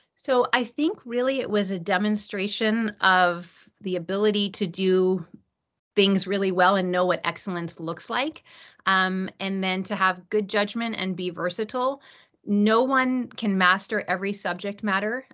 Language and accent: English; East Coast, United States; I grew up on the East Coast.